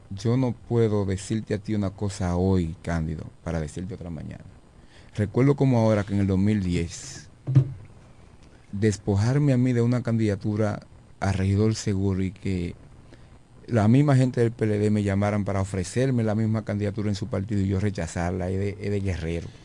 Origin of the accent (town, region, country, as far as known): Villa Hermosa, La Romana, Dominican Republic